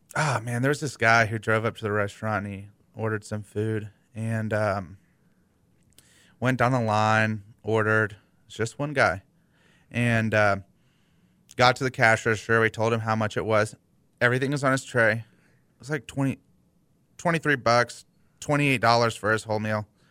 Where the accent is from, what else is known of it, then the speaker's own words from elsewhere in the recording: Houston, Texas, United States; I grew up in West U.